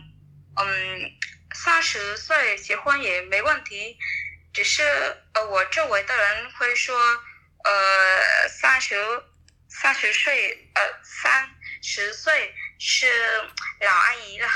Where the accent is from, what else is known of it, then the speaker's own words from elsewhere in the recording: Bac Ninh, Vietnam; Chinese is a second language; 我的家乡在北宁，我我的家乡离河内很近的，骑摩托车一个小时就到了。